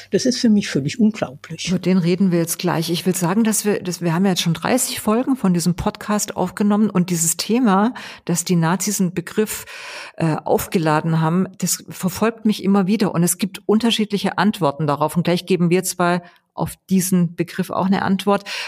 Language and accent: German; Weingarten, Baden-Württemberg, Germany; Ich komme ja aus Ravensburg-Weingarten und erfunden hat es einer aus Weingarten, also meine ja. Heimat